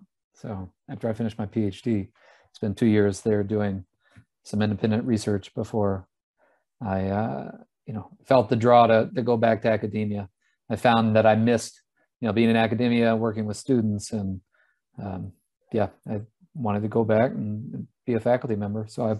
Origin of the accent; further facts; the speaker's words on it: Texas, United States; also born or lived in Louisiana; I grew up in Texas and Louisiana in my early life.